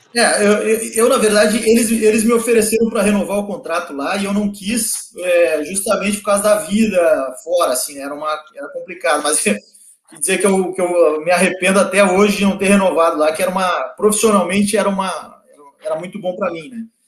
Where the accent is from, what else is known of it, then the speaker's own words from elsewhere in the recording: Porto Alegre, Rio Grande do Sul, Brazil; also born or lived in Erechim; nasci em Erechim e fui para Porto Alegre quando criança